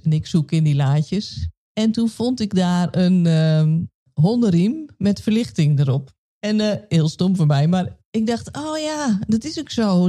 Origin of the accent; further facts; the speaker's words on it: Nijkerk, Gelderland, Netherlands; ik ben opgegroeid in Paasbos